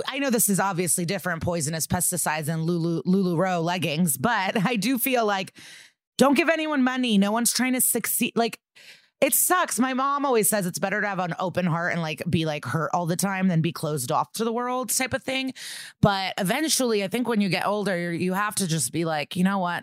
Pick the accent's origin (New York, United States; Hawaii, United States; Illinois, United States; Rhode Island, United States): Illinois, United States; Skokie; I'm from Skokie